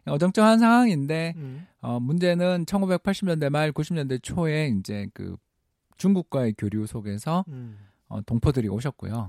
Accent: South Korea; 제 고향이기도 합니다.

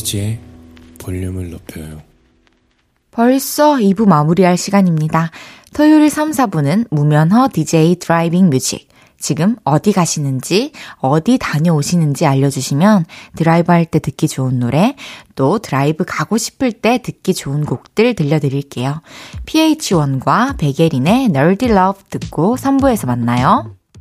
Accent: Changwon, South Gyeongsang, South Korea; moved away as an adult; now in Seoul, South Korea; 초중고를 마산에서 나왔는데

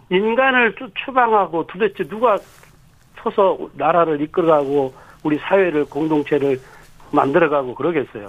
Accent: South Korea; 저는 제가 태어나고 자라서 지금 그 살고 있는 작은 마을

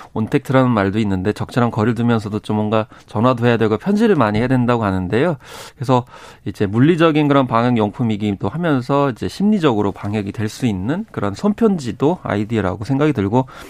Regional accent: Seosan, South Chungcheong, South Korea; born or raised there; moved away

